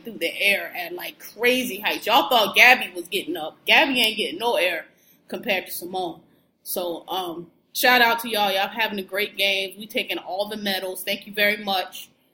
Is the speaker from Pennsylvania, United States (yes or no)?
yes; Philadelphia, Pennsylvania, United States; I'm from Philly, born and raised